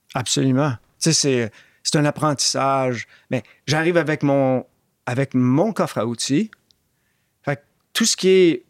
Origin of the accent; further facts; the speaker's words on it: Montreal, Quebec, Canada; moved away as an adult; also born or lived in Oxford / Toronto; J'étais un gars de Montréal-Nord